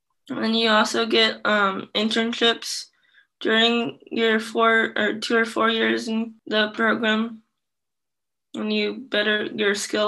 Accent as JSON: {"language": "English", "country": "Vietnam", "moved": "yes", "lives_now": "United States", "said": "I'm adopted from Vietnam, and I'm also in the Iowa LEND program and ER Reach program."}